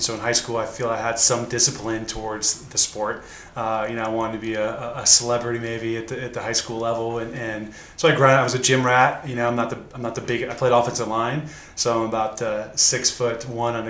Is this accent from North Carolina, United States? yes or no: yes; Chapel Hill, North Carolina, United States; moved away as an adult; also born or lived in Wisconsin / California; now in Arizona, United States; I was born in Wisconsin and grew up in North Carolina. Moved out to California in late 90s and then to Arizona in 1999